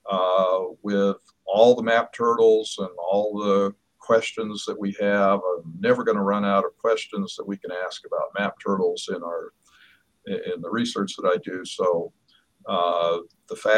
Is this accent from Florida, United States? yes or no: no; Oklahoma City, Oklahoma, United States; now in Pennsylvania, United States; I grew up in Oklahoma City